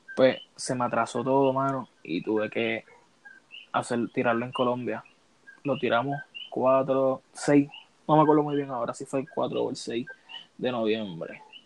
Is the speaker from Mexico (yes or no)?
no; Puerto Rico; yo soy de Puerto Rico